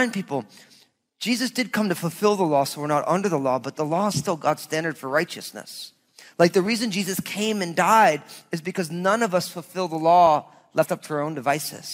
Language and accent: English; New Jersey, United States; also born or lived in Southwest Washington; now in Washington, United States; growing up in New Jersey